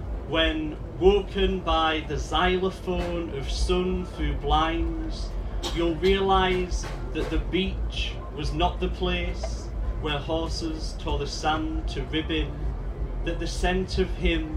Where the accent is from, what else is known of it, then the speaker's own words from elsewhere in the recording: the north of England, United Kingdom; I've come down, obviously, for my accent, I'm not from around here. I've come down from the Northern Powerhouse.